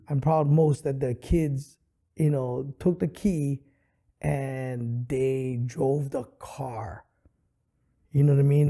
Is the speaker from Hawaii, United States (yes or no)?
yes; Honolulu, Hawaii, United States; I grew up extremely poor in Kalihi Valley